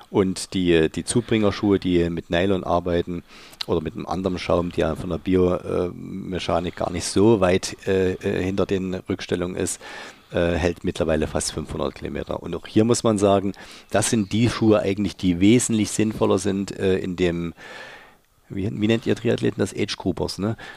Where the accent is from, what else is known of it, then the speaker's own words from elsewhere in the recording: Leipzig, Saxony, Germany; Wir kommen beide von Dynamo Leipzig und ich komme aus Dölitz und er aus Marienbrunn.